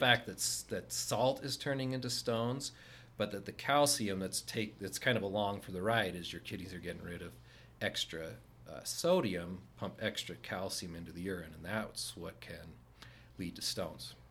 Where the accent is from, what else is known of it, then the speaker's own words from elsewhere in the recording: Layton, Utah, United States; from this area, I grew up in Layton.